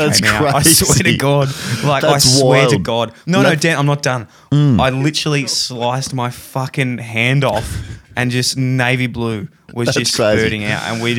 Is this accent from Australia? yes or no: yes; Ballarat, Victoria, Australia; Ballarat because that's my hometown. That's my home club as well.